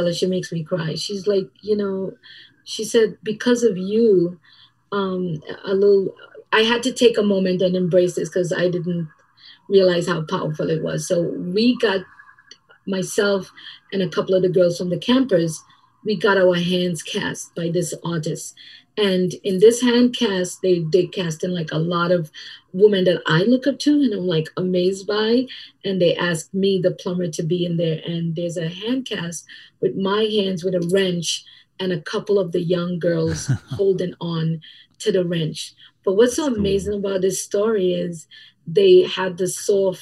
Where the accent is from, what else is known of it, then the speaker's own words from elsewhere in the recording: Trinidad & Tobago; now in United States; The way I grew up in Trinidad and Tobago and the way that we are, it's a little bit different